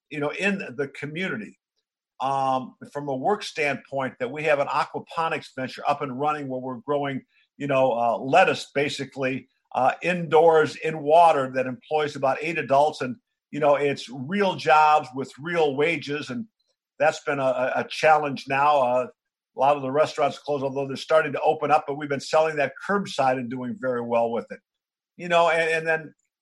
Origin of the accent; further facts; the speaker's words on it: Batavia, Illinois, United States; moved away; Dan Issel and I grew up together in Batavia, Illinois